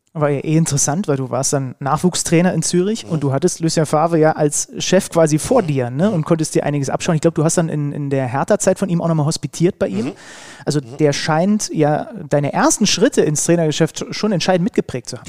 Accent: Saxony, Germany; ich bin ja gebürtiger Sachse

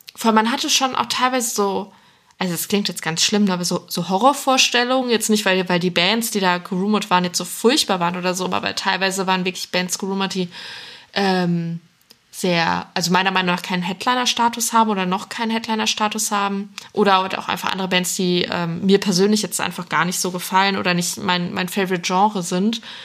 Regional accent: North Rhine-Westphalia, Germany; now in Cologne, Germany; ich komme von, von Grund auf auch aus NRW

